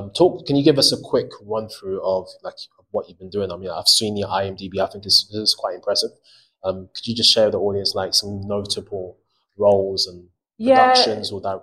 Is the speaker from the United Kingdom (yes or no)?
yes; United Kingdom; And I just find that quite interesting as a British Ghanaian actor, or you could say like a Black British actor because of what I'm about to say.